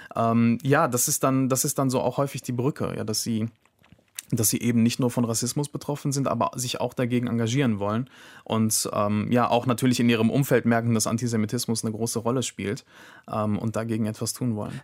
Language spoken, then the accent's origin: German; Germany; die hier geboren sind, die hier aufgewachsen sind, die einen deutschen Pass haben